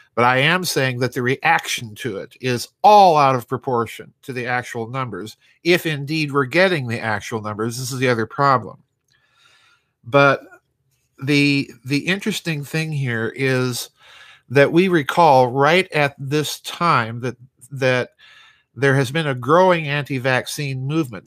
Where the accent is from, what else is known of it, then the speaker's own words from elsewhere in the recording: South Dakota, United States; my home state in the United States of South Dakota